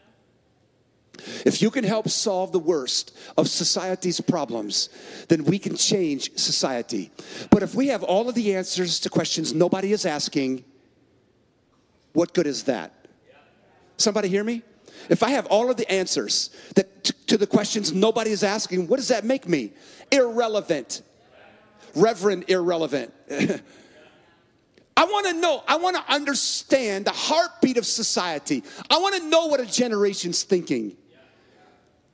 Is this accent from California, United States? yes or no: yes; San Francisco, California, United States; now in Minneapolis, United States; I was born in San Francisco and I live in Minneapolis